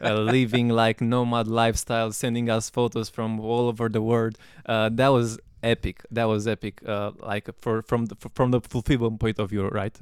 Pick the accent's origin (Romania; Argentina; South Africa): Romania; I'm from Romania